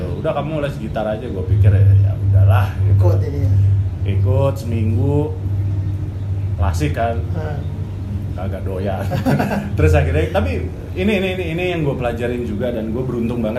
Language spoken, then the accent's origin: Indonesian; Surabaya, East Java, Indonesia; now in Jakarta, Indonesia; saya dari Surabaya. Saya ke Jakarta itu tahun 2008.